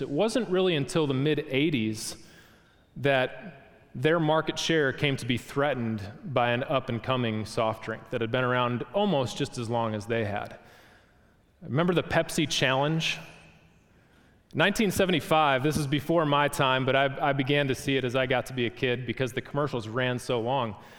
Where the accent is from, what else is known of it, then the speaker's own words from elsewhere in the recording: Wisconsin, United States; moved away; where I grew up from in Wisconsin